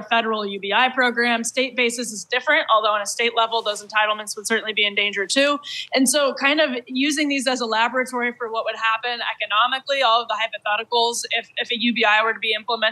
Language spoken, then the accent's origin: English; Wisconsin, United States; I'm from Wisconsin